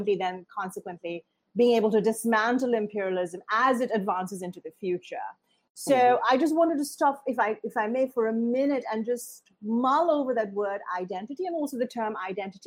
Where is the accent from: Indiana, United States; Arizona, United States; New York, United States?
Indiana, United States; grew up in a town in Indiana where the KKK would gather on the steps of the courthouse every year